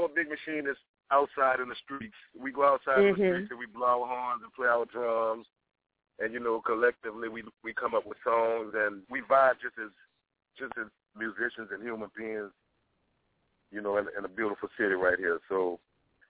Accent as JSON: {"language": "English", "town": "New Orleans", "region": "Louisiana", "country": "United States", "tie": "born or raised there", "said": "I was born in New Orleans, and I was born around a lot of music, and I'm from a musical family"}